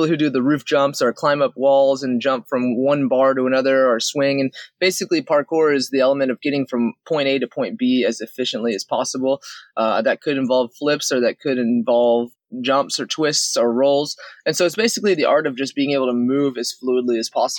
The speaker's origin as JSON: {"language": "English", "town": "Houston", "region": "Texas", "country": "United States", "tie": "born or raised there", "said": "Growing up in Houston, Texas"}